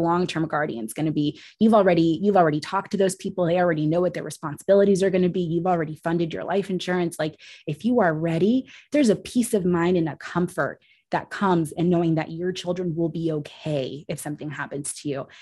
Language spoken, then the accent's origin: English; Puerto Rico; I was born in Puerto Rico